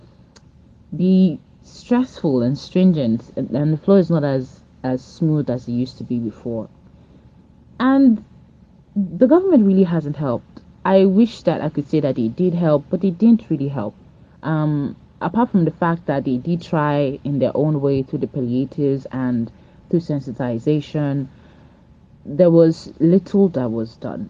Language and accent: English; Delta, Nigeria; also born or lived in Lagos State; now in Lagos, Nigeria; I'm originally from Delta State, but I live in Lagos State.